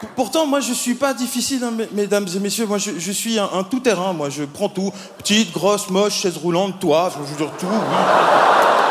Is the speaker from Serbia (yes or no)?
no; Belgium; moi, je viens de Belgique.